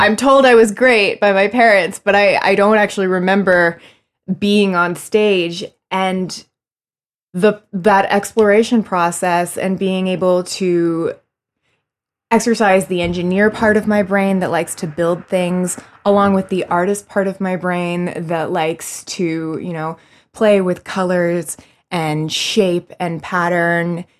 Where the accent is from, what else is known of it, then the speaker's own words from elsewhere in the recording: Florida, United States; now in New York, United States; I'm originally from Florida, where, um, I got started in high school